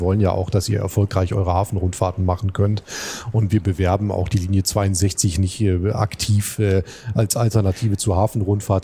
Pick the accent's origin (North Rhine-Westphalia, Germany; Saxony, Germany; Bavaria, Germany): North Rhine-Westphalia, Germany; Duisburg; moved away as an adult; also born or lived in Flensburg; now in Hamburg, Germany; Ich bin in der Hansestadt äh, Duisburg geboren, ja. äh, habe auch da studiert